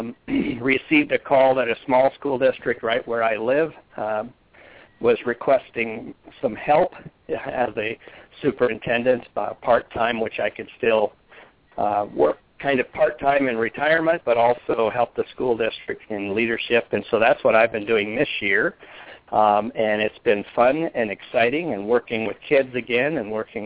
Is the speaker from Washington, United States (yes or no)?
yes; Washington, United States; also born or lived in Arizona; I return to my home state of Washington State